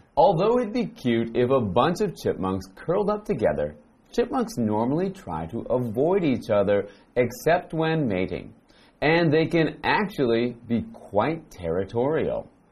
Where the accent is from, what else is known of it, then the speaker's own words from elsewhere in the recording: Vancouver, British Columbia, Canada; I'm from Vancouver, and in Vancouver there's a lot of forests